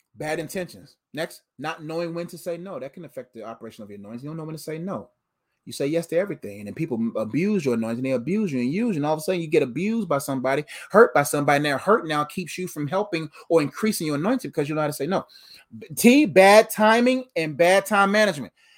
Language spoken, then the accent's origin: English; Nigeria; I'm Nigerian